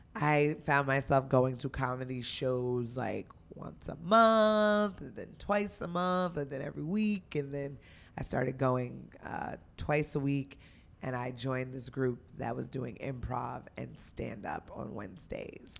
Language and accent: English; Union, New Jersey, United States; moved away as an adult; also born or lived in Los Angeles; now in New York, United States; I'm a Jersey girl. I'm from Union, New Jersey